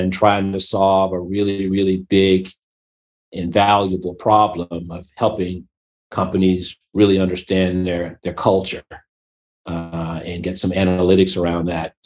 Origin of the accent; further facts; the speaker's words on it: Memphis, Tennessee, United States; moved away; I was born and raised in Memphis, Tennessee